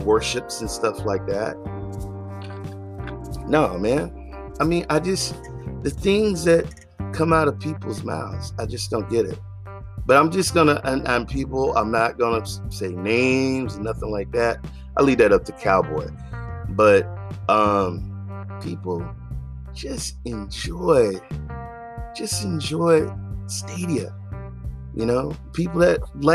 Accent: the South, United States; moved away; I'm from the South

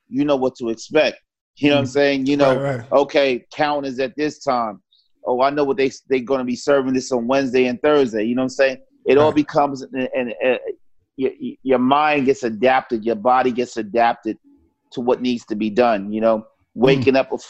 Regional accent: New York City, New York, United States; also born or lived in Harlem; growing up in Far Rockaway

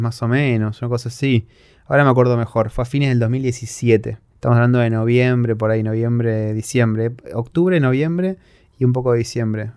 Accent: Argentina; soy argentino

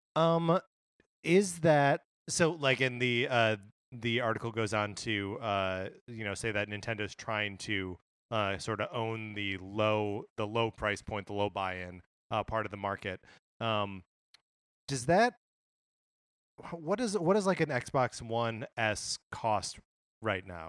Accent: Wisconsin, United States; I grew up in Wisconsin

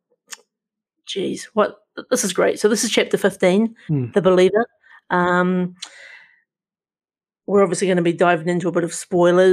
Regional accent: New Zealand; as a New Zealander

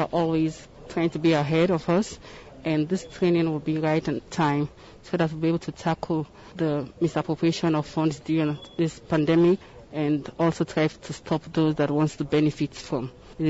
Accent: Sierra Leone; from Sierra Leone.

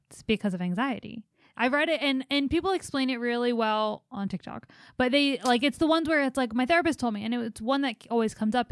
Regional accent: East Coast, United States; moved away; I'm from the East Coast

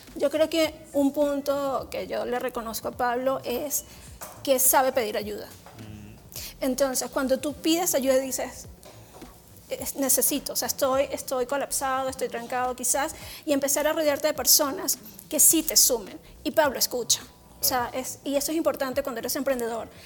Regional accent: Venezuela; moved away as an adult; now in Mexico; soy venezolana, ya llevo casi ocho años en México feliz

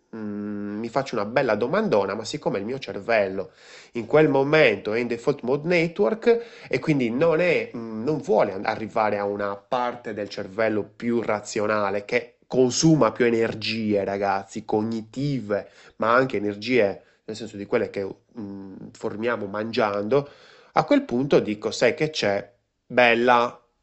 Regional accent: Sardinia, Italy; io sono sardo

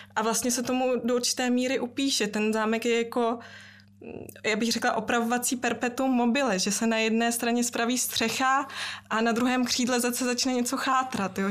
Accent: Czechia; vyrůstala jsem celý život v České republice, ale eh, maminka mě vychovávala velmi německy. Mm. Doma jsme mluvili výhradně německy

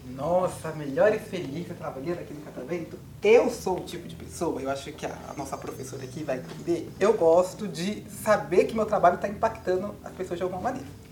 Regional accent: Carapicuíba, São Paulo, Brazil; eu sou de Carapicuíba

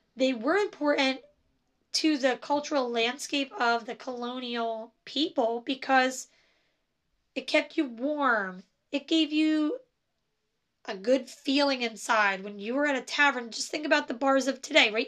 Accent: New Jersey, United States; I am from New Jersey, and so I say coffee and I say chocolate, and that's how I say it.

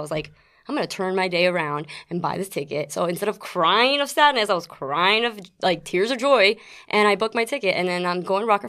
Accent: South River, New Jersey, United States; born or raised there; also born or lived in Queens, New York; now in Florida, United States

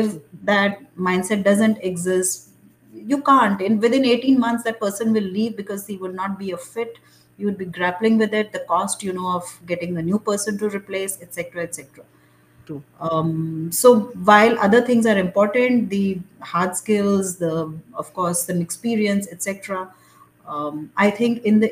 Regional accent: India; I thought of myself as an Indian

